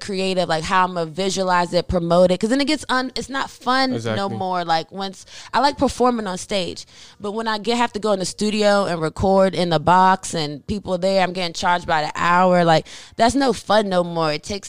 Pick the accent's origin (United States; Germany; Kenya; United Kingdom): Germany; Like, so I grew up in Germany. I was born and raised in Germany. My dad's in the military.